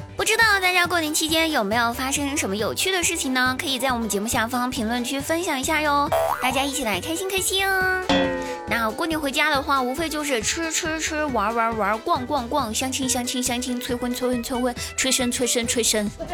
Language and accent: Chinese; Guizhou, China; moved away; 我们老家哈，我们贵州的，我们贵州老家那边